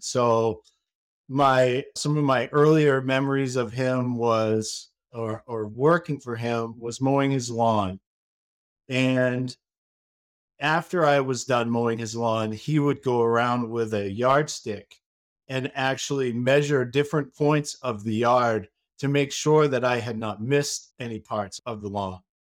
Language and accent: English; Maine, United States; now in Saint Petersburg, United States; I am from Maine. I am a Mainer.